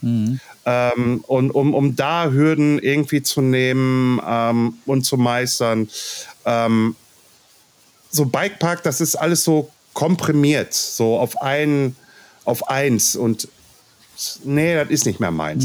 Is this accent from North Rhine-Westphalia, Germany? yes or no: yes; Ruhr area, North Rhine-Westphalia, Germany; accent: Ruhrpott; wenn ich zu viel Ruhrpott quatsche, dann quatsche ich halt Ruhrpott, weil ich bin aus dem Ruhrpott.